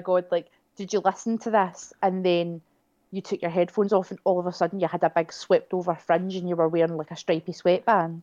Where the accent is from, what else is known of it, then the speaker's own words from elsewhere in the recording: near Kilsyth, Scotland, United Kingdom; I grew up not far from where they're from